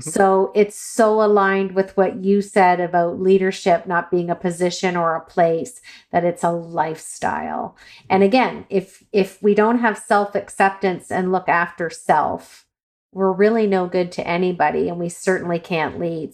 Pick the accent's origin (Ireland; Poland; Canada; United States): Ireland; I'm Irish